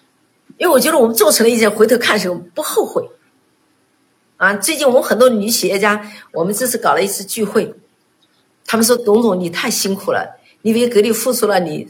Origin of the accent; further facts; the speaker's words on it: China; 当时我们中国人全部到日本买饭包，这是让我最气愤的。